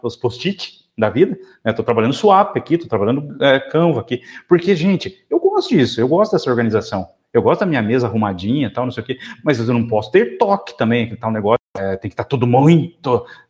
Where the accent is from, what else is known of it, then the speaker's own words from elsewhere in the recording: South Region, Brazil; sou do sul do Brasil, sulista